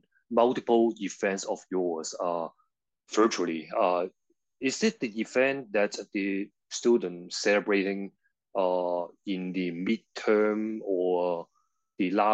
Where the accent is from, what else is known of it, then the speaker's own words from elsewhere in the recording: Hong Kong; I'm born and raised in Hong Kong.